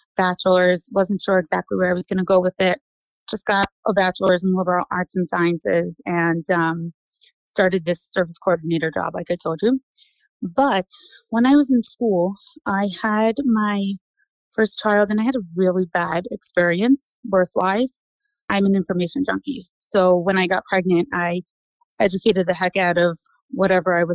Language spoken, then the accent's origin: English; New York City, New York, United States; I'm originally from Brooklyn, good old Brooklyn, New York. Grew up there